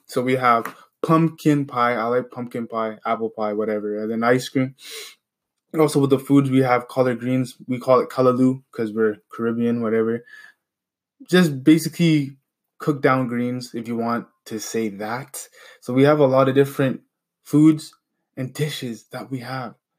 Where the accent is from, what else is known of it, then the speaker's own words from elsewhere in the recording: Canada; where I'm from, I'm from Canada